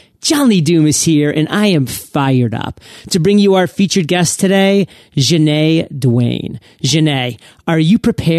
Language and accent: English; Maine, United States; You know, I'm from Maine, so I resonate with New Hampshire. I resonate with Worcester.